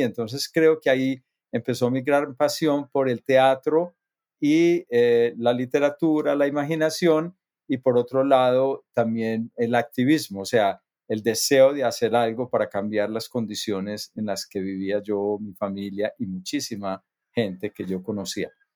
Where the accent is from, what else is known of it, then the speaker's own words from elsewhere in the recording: near Medellín, Antioquia, Colombia; yo nací en, en Colombia, cerca de Medellín, es la segunda ciudad más grande del país. Eh, crecí en una, en una comunidad de gente trabajadora.